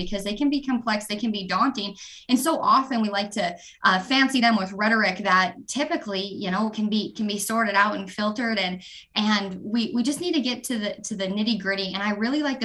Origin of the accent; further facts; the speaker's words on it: southern Montana, United States; born and raised in Montana